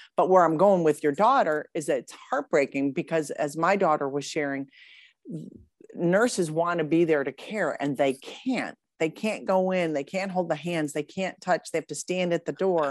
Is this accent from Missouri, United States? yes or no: no; Grosse Pointe, Michigan, United States; born or raised there; moved away as an adult; also born or lived in Boca Raton, Florida; now in Austin, United States